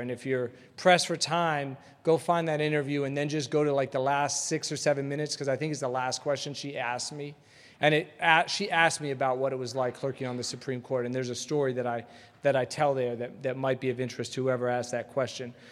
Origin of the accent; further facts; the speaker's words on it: Atlanta, Georgia, United States; growing up in Atlanta